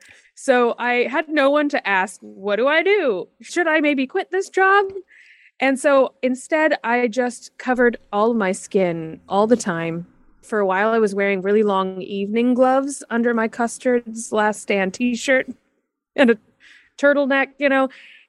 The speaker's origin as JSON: {"language": "English", "town": "Fort Worth", "region": "Texas", "country": "United States", "tie": "born or raised there", "also_born_or_lived": "Kansas City, Missouri", "said": "Yes, I grew up in both Fort Worth, Texas, and a suburb of Kansas City, Missouri."}